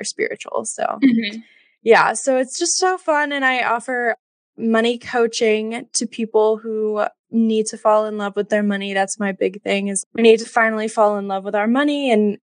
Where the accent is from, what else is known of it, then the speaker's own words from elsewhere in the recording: Alabama, United States; moved away as an adult; also born or lived in Yonkers, New York; now in New York, United States; I live in New York. I'm originally from Alabama, but been here for about 2.5 years.